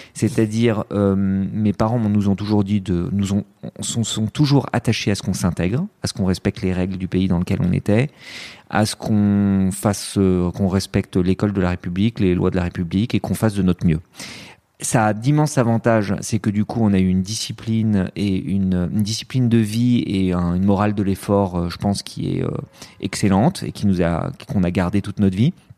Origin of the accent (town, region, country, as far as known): France; born or raised there; also born or lived in Lebanon